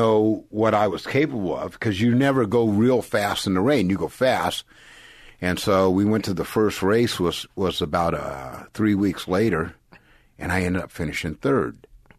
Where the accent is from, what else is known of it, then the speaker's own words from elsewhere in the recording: San Jose, California, United States; I grew up in San Jose, California.